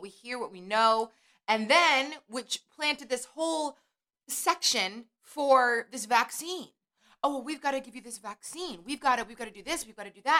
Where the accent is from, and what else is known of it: United States